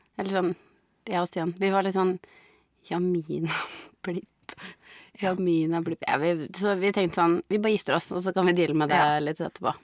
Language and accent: Norwegian; Biri, Innlandet, Norway; hjemme på Biri